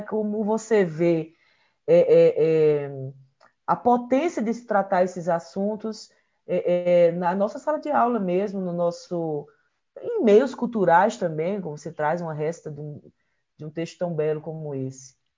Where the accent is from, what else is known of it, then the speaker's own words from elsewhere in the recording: Ceará, Brazil; eu sou natural do Ceará